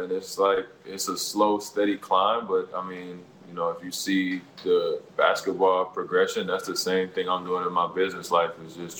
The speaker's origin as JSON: {"language": "English", "town": "Toronto", "region": "Ontario", "country": "Canada", "tie": "born or raised there", "said": "So I'm doing work in my hometown like I always do. I'm going to continue to try to find work to do, you know, in Toronto."}